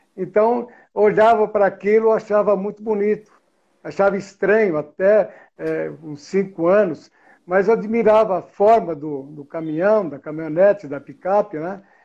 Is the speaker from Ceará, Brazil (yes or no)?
no; São Paulo, Brazil; moved away as an adult; now in Campinas, Brazil; Estou em Campinas hoje, estou na minha empresa eu sou de São Paulo, Vila Madalena. Sou o primeiro mora morador da Vila Madalena